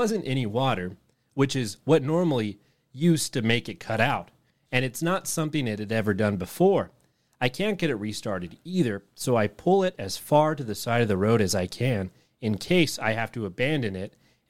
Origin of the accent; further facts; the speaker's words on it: England, United Kingdom; I grew up in England, in a place that's about as rural as it gets there.